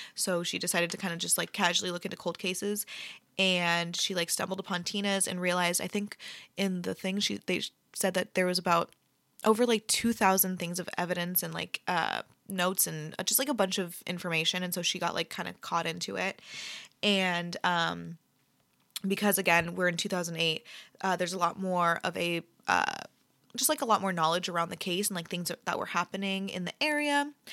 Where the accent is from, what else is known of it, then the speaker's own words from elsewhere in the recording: Bay Area, California, United States; I'm from the Bay Area